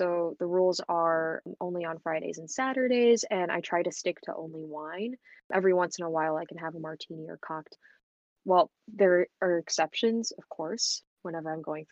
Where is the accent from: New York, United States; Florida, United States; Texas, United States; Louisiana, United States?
Texas, United States; Houston; I'm from Houston, Texas